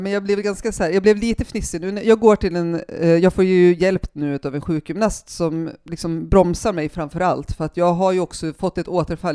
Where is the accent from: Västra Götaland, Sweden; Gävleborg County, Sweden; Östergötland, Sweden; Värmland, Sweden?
Gävleborg County, Sweden; Järvsö; moved away as an adult; also born or lived in Hede, Härjedalen / Stockholm; jag är uppvuxen i Järvsö